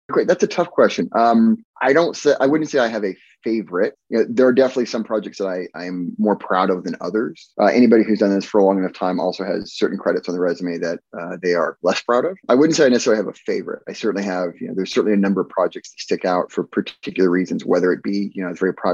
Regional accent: Alaska, United States; amongst many places I grew up, I grew up in Alaska uh, as a kid

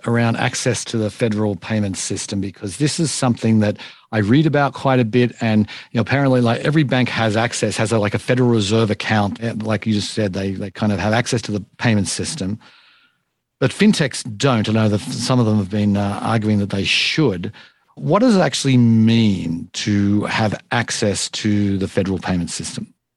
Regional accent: Australia; I'm from Australia

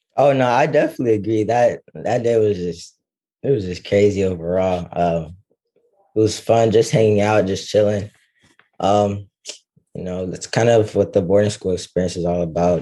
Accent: Dallas, Texas, United States; I'm from Dallas, Texas

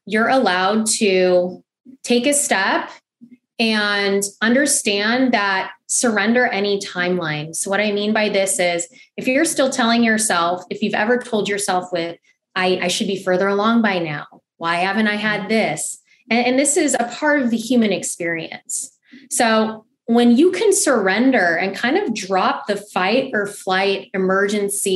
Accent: Los Angeles, California, United States; also born or lived in Cebu, Philippines (ancestry); now in Tampa, United States; I'm originally from Los Angeles, California girl through and through.

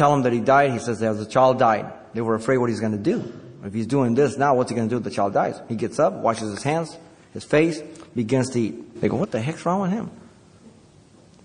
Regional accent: Mexico City, Mexico; moved away; I was born in Mexico City

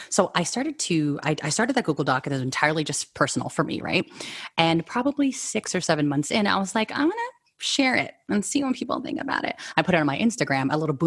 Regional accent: San Francisco Bay Area, California, United States; I was born and raised here in San Francisco Bay Area

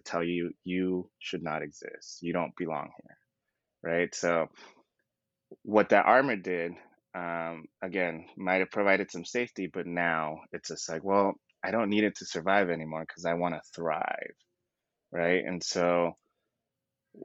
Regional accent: Southern California, United States; born and raised in Southern California

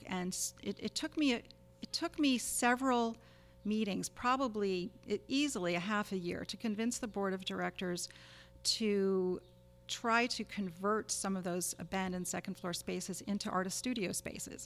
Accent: United States; also born or lived in Rockland County, New York / Massachusetts / Boston / New York City; I was born in Rockland, but grew up elsewhere in New York State and in Massachusetts

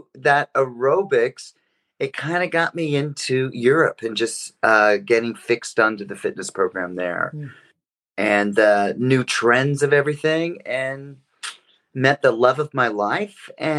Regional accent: Reno, Nevada, United States; I'm from Reno, Nevada.

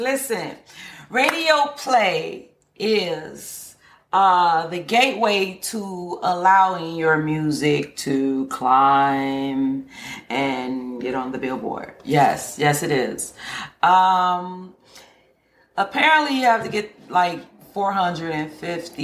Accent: Chicago, Illinois, United States; I'm born and raised in Chicago

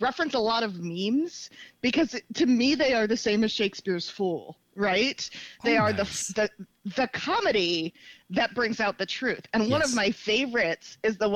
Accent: United States; also born or lived in Baltimore, Maryland / Modesto, California; I grew up half in Baltimore, half in Modesto, California

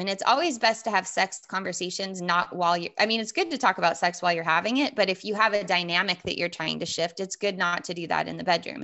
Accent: Southern California, United States; I grew up in Southern California

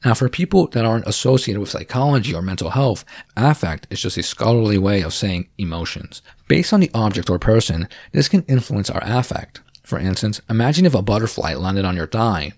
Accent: New Jersey, United States; I am from New Jersey

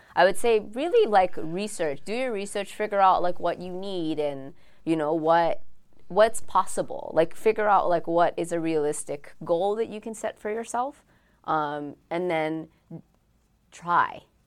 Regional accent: Oahu, Hawaii, United States; I'm from Oahu, and my friends are all, we're all from the Windward side

